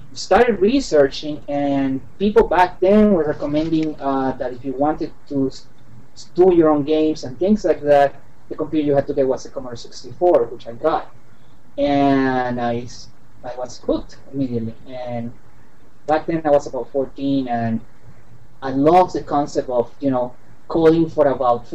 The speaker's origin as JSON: {"language": "English", "town": "San Juan", "country": "Puerto Rico", "moved": "yes", "lives_now": "Washington, D.C., United States", "said": "I'm from San Juan, Puerto Rico, and I am a freelance illustrator here in the Washington, D.C. area"}